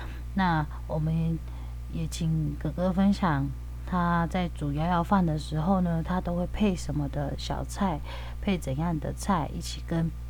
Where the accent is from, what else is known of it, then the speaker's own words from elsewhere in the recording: Taitung County, Taiwan; 我来自台东大鸟部落。